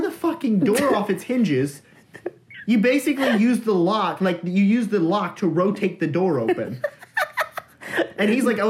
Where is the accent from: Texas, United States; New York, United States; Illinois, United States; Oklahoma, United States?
Texas, United States; we're from Texas, so we have HEB